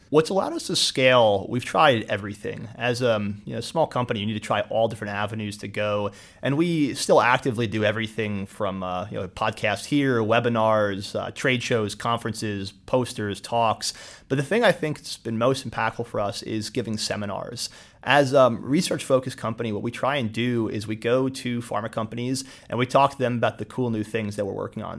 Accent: Somerville, New Jersey, United States; also born or lived in Allentown, Pennsylvania; I grew up in New Jersey, Central Jersey, um, went to Somerville High School

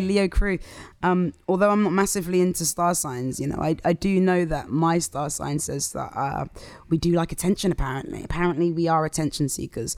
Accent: Southampton, South East England, United Kingdom; also born or lived in London; now in Croydon, United Kingdom; I'm from Southampton originally

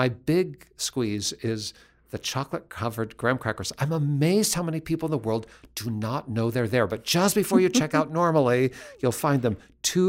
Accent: Seattle, Washington, United States; also born or lived in central Indiana; now in Indiana, United States; I'm from Seattle

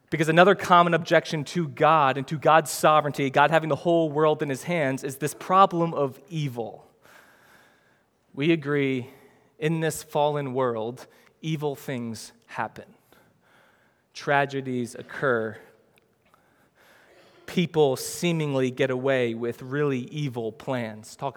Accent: New Jersey, United States; I know I shouldn't talk like that, but I'm from Jersey, man. And that's how we talk in Jersey. So, yeah, it's not the best, but I mean, I'm from this neighborhood, I'm from this city, this is how I talk.

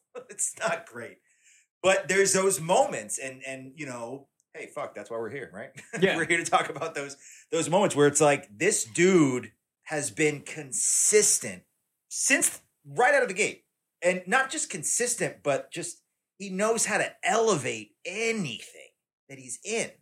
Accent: Tennessee, United States; I'm from Tennessee. I've been all over the South

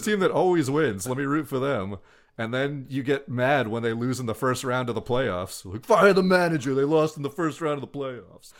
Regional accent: New York, United States; as a New Yorker

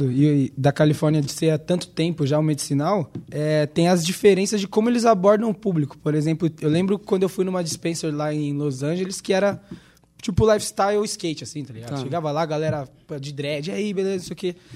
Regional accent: Brazil; Eu falei que sou do Brasil.

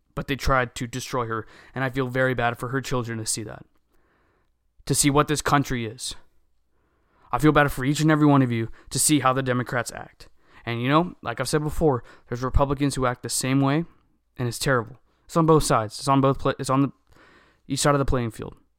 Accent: United States; we are American

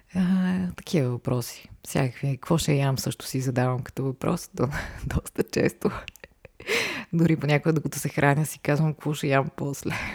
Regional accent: Varna, Varna Province, Bulgaria; moved away as an adult; now in Sofia, Bulgaria; аз съм родена в София, но прекарах до 12 клас във Варна

